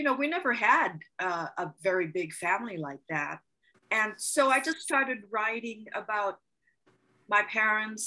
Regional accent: Paia, Hawaii, United States; also born or lived in Kahului, Hawaii / Kihei, Hawaii; now in Carson City, United States; I'm from Paia. I was born in Pu'unene Hospital. And then I grew up in Paia, Upper Paia, above the mill

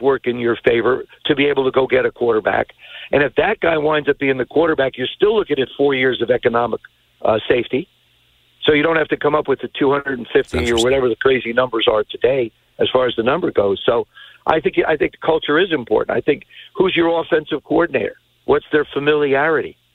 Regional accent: New Jersey, United States; I grew up in Jersey

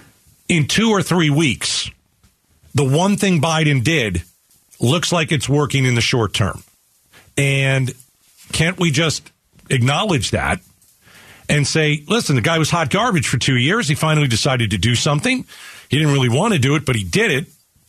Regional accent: Venezuela; now in Mexico; I'm originally from Venezuela. I'm in Mexico. I'm waiting to get in the United States.

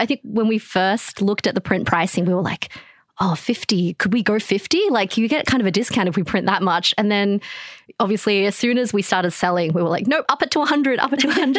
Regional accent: China; born there; And I was born in China and both my parents are Chinese.

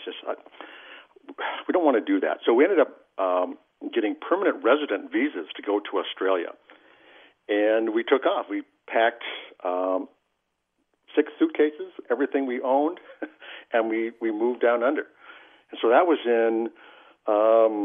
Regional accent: Alexandria, Minnesota, United States; also born or lived in Idaho; I grew up in Alexandria

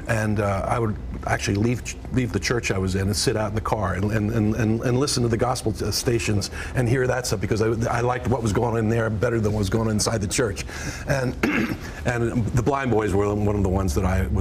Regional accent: outside of Philadelphia, Pennsylvania, United States; I come from Philadelphia, and or outside of Philadelphia, really. And I came up in a neighborhood where that was the music of my childhood

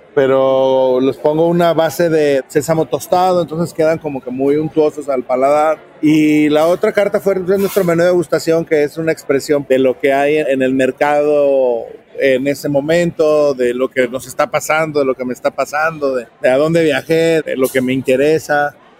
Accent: Guadalajara, Jalisco, Mexico; con la región de donde soy, con la ciudad de donde soy, que es Guadalajara, pero se extiende pues a toda la región del Bajío

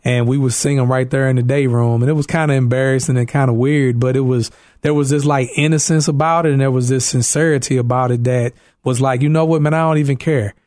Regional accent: East St. Louis, Illinois, United States; moved away as an adult; now in Carol Stream, United States; I'm from East Saint Louis, Illinois

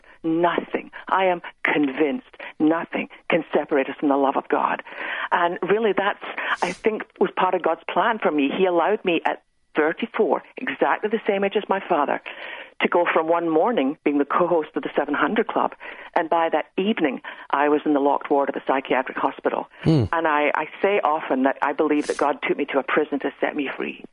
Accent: west coast of Scotland, United Kingdom; now in Texas, United States; I grew up on the west coast of Scotland

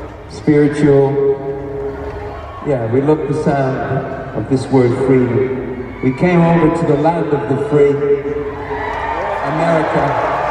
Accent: Ireland; growing up in Ireland, rock and roll was the sound of freedom.

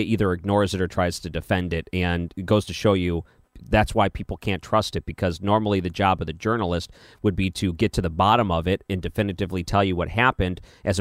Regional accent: Detroit, Michigan, United States; moved away; I grew up in the Detroit area

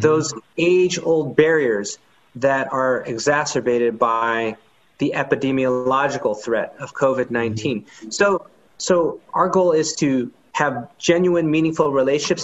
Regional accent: Oakland, California, United States; also born or lived in San Francisco / San Leandro; I was born in San Francisco, but spent most of my upbringing in Oakland and um, San Leandro in the East Bay.

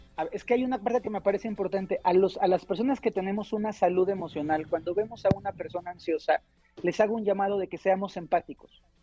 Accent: Mexico; somos mexicanos

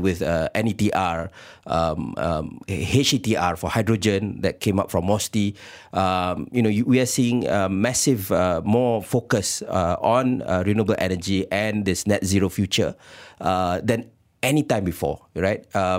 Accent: Malaysia; we need to put the hat of being a Malaysian.

